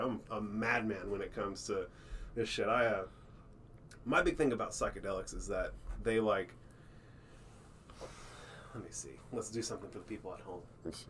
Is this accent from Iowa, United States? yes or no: no; Texas, United States; I'm telling you, as from a Texan